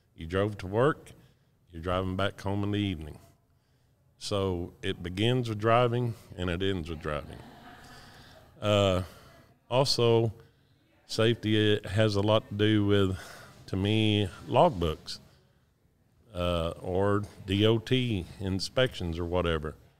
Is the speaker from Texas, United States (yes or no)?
yes; Decatur, Texas, United States; I'm from Decatur, Texas